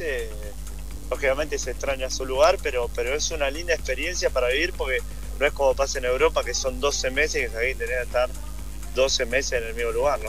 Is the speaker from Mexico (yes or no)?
no; Argentina; moved away as an adult; now in United States; al ser argentino